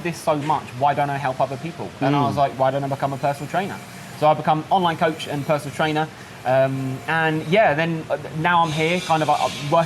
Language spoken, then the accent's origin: English; Kent, South East England, United Kingdom; moved away as an adult; now in Pattaya, Thailand; I'm from Kent, so southeast of the UK. I moved to Pattaya about 10 days ago.